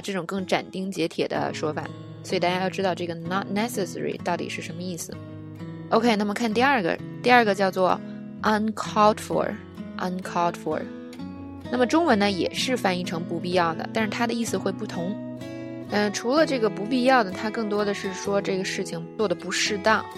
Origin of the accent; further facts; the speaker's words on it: China; 我们中国人